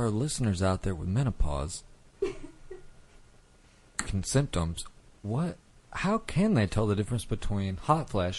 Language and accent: English; Texas, United States; I grew up in Texas.